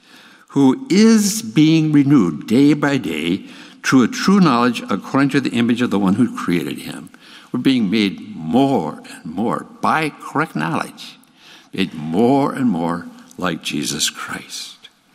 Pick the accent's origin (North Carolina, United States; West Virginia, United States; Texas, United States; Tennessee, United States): Texas, United States; The producer supposed that since I was from Texas, I could ride a horse.